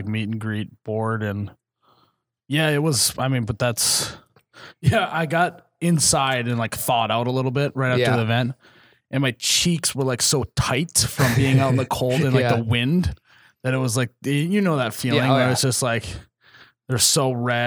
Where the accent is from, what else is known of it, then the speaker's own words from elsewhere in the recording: Midwest, United States; we're from the Midwest